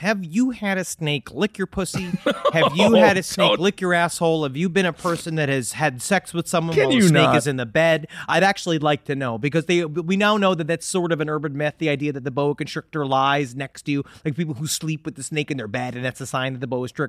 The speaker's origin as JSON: {"language": "English", "town": "Queens", "region": "New York", "country": "United States", "tie": "born or raised there", "said": "we had a problem in our basement toilet growing up in Queens where rats used to come up in it."}